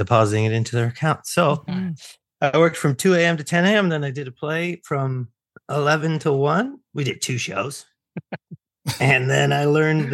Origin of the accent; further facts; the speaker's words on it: Oakville, Ontario, Canada; I was born and raised in Oakville, Ontario